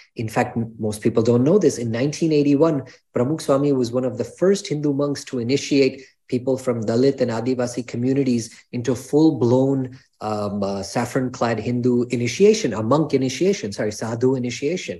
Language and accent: English; New York, United States; I was born here in New York